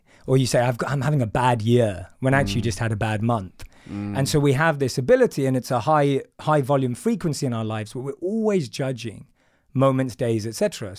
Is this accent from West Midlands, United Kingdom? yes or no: no; London, United Kingdom; So I'm from London. I grew up in a place called Wood Green in North London. And my background's very much, my parents practice certain religious rituals, but not religious in the overall sense. I grew up eating meat.